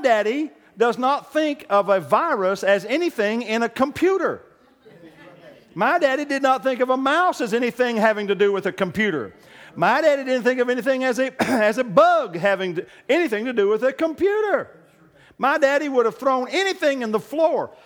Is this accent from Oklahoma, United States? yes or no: yes; Oklahoma, United States; I'm from Oklahoma